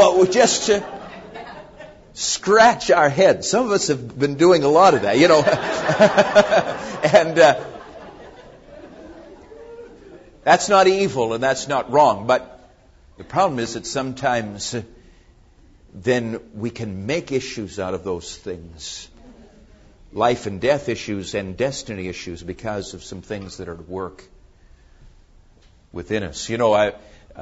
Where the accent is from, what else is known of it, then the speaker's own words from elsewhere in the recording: Massachusetts, United States; moved away; I come from Massachusetts